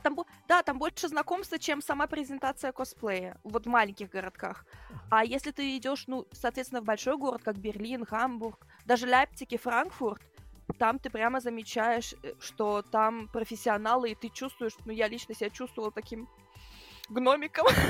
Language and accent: Russian; Germany; also born or lived in Bryansk, Russia; в первый мой день рождения мы переехали в Германию по еврейской миграции